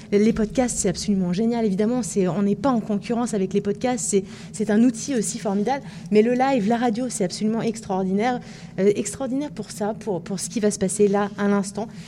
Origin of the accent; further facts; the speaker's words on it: Auvergne-Rhône-Alpes, France; Je suis auvergnat.